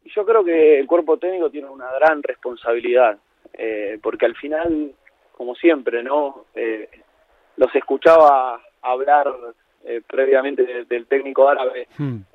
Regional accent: Argentina; moved away; soy un argentino en exilio que está en Argentina en estos momentos

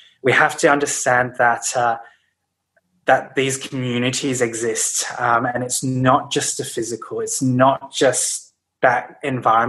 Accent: Brisbane, Queensland, Australia; moved away as an adult; now in Sydney, Australia; I grew up in Brisbane, actually, and moved to Sydney. To study university in Sydney, and I've been in Sydney ever since, so really for about 12 years now

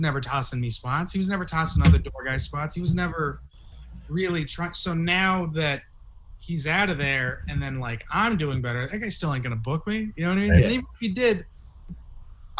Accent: San Jose, California, United States; I'm from Eastside San Jose

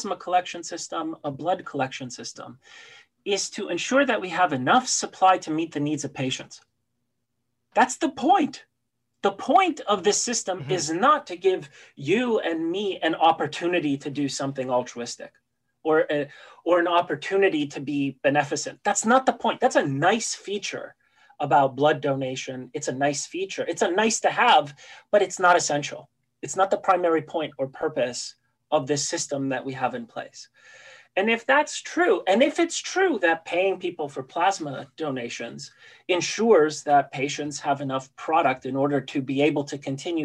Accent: Canada; born or raised there; also born or lived in Poland

